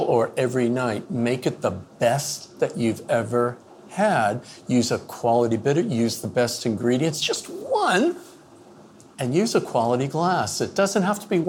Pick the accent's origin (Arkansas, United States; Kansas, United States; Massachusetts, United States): Massachusetts, United States; moved away as an adult; now in Maine, United States; I grew up in Massachusetts